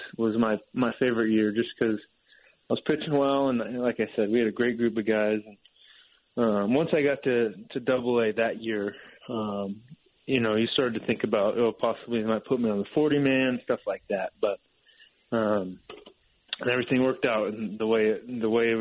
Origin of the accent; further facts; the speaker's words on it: Rocklin, California, United States; Growing up in Rockland